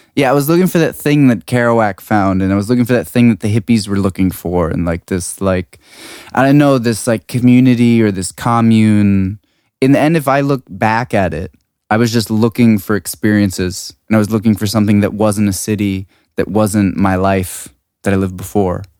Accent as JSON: {"language": "English", "town": "Washington", "region": "District of Columbia", "country": "United States", "tie": "born or raised there", "also_born_or_lived": "California / Prague / London", "moved": "as an adult", "lives_now": "Berlin, Germany", "said": "I grew up on the East Coast"}